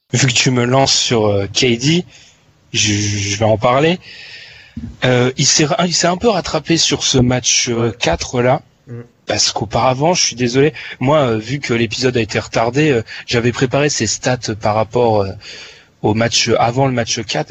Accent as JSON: {"language": "French", "country": "France"}